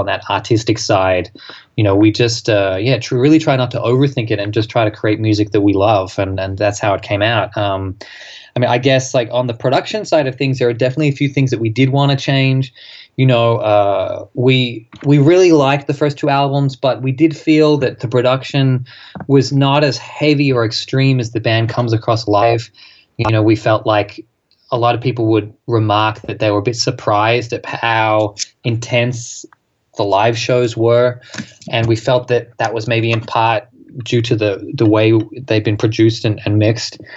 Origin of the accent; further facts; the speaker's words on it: Australia; an Australian band